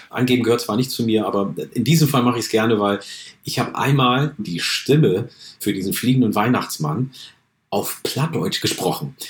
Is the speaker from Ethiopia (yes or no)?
yes; Oromia, Ethiopia; now in Germany; In meiner Heimat äh, Oromia in Äthiopien